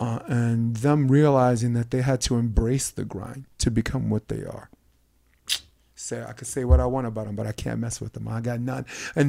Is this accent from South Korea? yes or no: yes; South Korea; I'm from Korea.